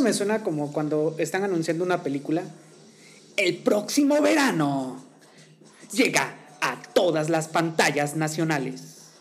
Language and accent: Spanish; Mexico; nosotros como, como mexicanos